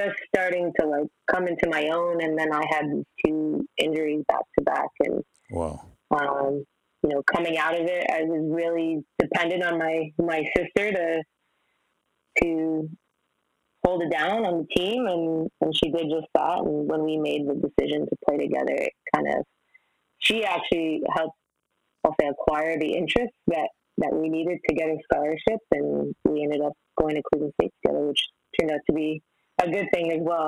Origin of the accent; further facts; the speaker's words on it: Mississauga, Ontario, Canada; Mississauga is like, it's a stone's throw away from Toronto. So I think I grew up in a very, I'll say, great environment